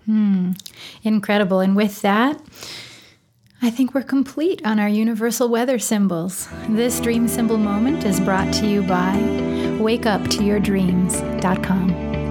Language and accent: English; Wisconsin, United States; moved away; I'm from Wisconsin originally